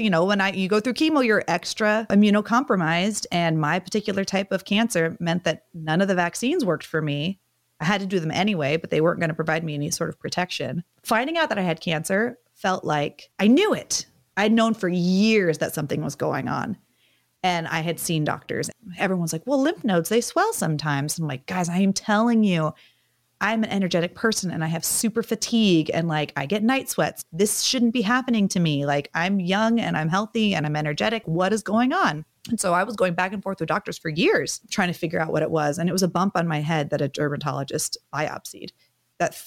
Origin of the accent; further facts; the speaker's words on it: Medford, Oregon, United States; moved away; my hometown of Medford